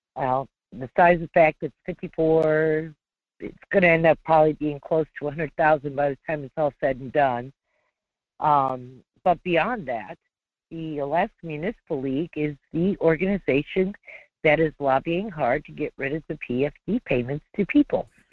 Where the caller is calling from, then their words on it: North Pole, Alaska, United States; I'm calling from the great community of North Pole